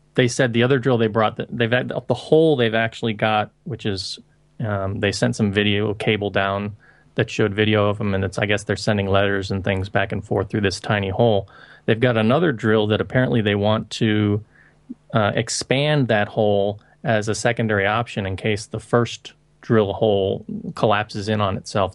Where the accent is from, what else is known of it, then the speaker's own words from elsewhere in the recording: Florida, United States; now in Hong Kong; I'm originally from Florida, and I moved to Hong Kong in two thousand, and I've been living here ever since